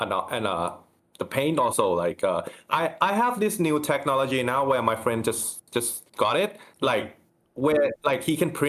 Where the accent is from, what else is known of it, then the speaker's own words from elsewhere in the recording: Bangkok, Thailand; I am from Thailand, Bangkok.